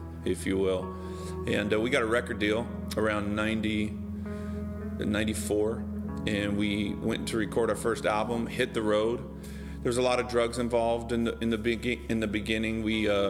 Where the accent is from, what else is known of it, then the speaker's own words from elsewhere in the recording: Bakersfield, California, United States; moved away as an adult; also born or lived in Los Angeles; we grew up in Bakersfield, California